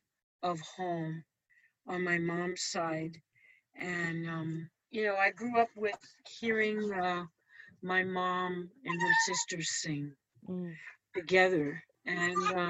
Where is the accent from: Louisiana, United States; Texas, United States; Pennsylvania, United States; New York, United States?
New York, United States; New York City; I was born and raised in New York City with my mom's family